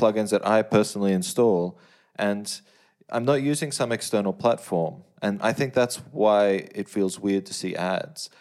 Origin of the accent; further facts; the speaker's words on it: Australia; as, as an Australian